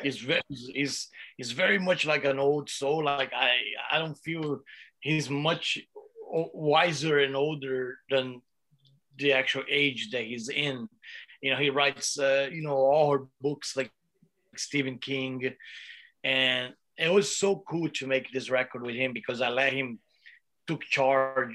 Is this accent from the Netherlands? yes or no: no; Brazil; now in United States; I come from Brazil, uh, and and you know, we were really poor. You know, my mom had to take care of me and Igor and my sister, and we used we li- we used to live in one little shack uh, in the back back room of my grandma's house